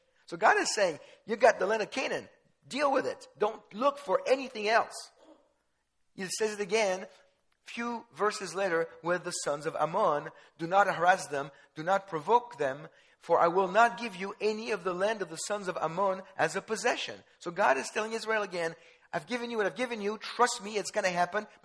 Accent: France; I was born in France. Jewish parents

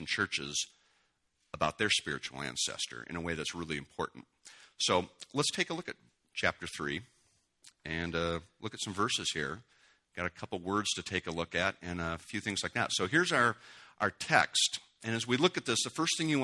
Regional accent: United States; also born or lived in Washington State; we're pretty American

